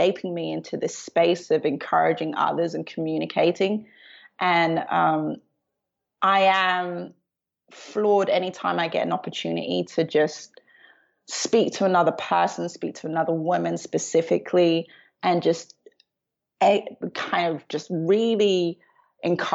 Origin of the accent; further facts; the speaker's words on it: London, United Kingdom; I was born in London, Southeast London